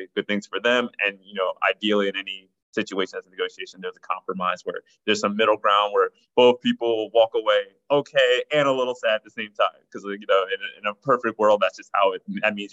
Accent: New Jersey, United States; also born or lived in New York; now in Los Angeles, United States; I'm an East Coaster who's now in LA. So first and foremost, definitely an East Coaster, grew up in New Jersey and definitely more of a New Yorker.

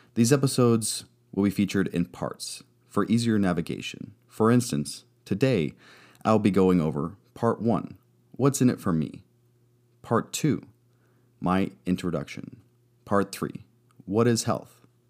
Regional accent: Arizona, United States; moved away as an adult; also born or lived in California; I hail from Arizona, but moved a bit when I was in the Navy. I left home at eighteen

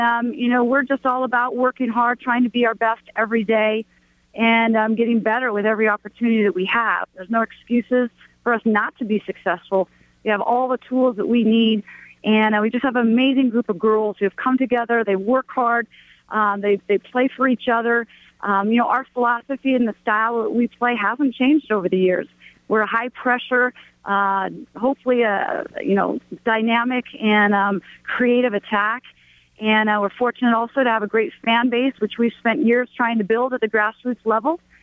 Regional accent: Portland, Oregon, United States; moved away as an adult; now in Provo, United States; I grew up in Portland, Oregon, and then um, I was actually born here in Provo

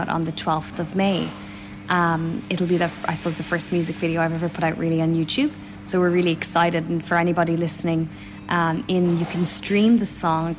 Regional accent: Galway/Roscommon border, Connacht, Ireland; Galway, Roscommon. I'm literally right on the border, Galway and Roscommon

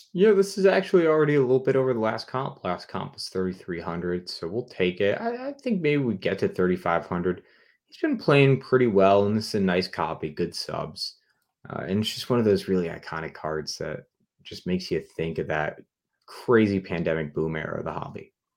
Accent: New England, United States; I'm from New England

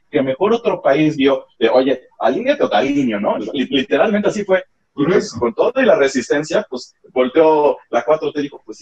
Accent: Mexico; Nosotros como mexicanos

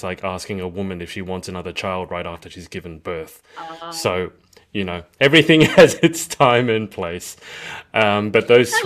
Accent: Australia; as an Aussie

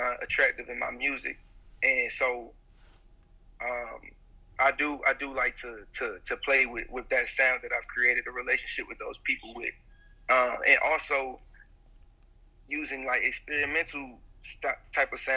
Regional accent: Atlanta, Georgia, United States; I'm from Atlanta, the east side of Atlanta

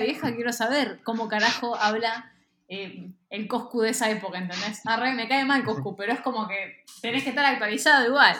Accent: Bragado, Buenos Aires Province, Argentina; En el maternal suizo, acá en Capital Federal. Eh, y me mudé a Bragado cuando tenía tres

